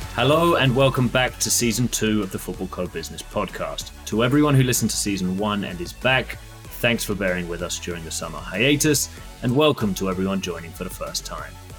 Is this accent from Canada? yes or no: no; United Kingdom; I'm British